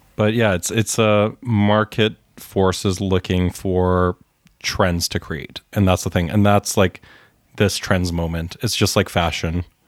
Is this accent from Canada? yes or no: yes; Winnipeg, Manitoba, Canada; growing up in Winnipeg